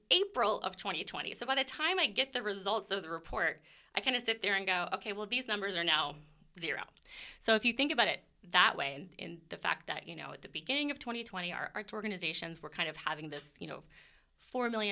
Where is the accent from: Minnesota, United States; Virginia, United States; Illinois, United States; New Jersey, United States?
Virginia, United States; also born or lived in Denver, Colorado; now in Lee's Summit, United States; I grew up on the East Coast in Virginia